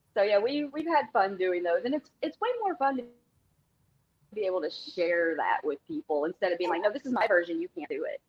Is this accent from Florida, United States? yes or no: no; Tennessee, United States; I'm from Tennessee